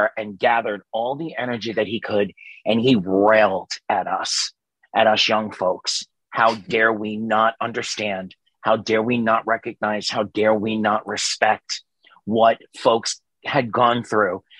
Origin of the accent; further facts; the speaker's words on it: New York City, New York, United States; moved away; I grew up in New York City, Staten Island, New York